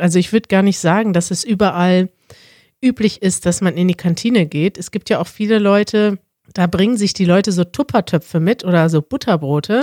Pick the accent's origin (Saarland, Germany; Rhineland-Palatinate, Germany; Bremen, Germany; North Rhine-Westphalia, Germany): North Rhine-Westphalia, Germany; Münster; moved away as an adult; now in Berlin, Germany; in Münster, in meiner Heimatstadt